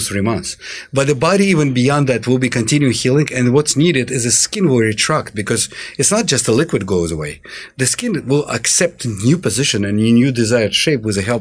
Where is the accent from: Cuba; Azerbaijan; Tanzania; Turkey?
Azerbaijan; also born or lived in Russia; now in Atlanta, United States; we're coming from Russia. I'm born in Russia in the southern part in Azerbaijan